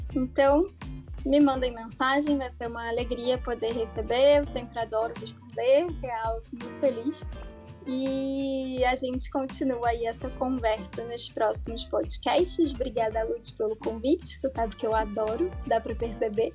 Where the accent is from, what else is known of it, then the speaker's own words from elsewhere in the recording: Rio de Janeiro, Brazil; now in São Paulo, Brazil; eu sou carioca, mas hoje em dia moro em São Paulo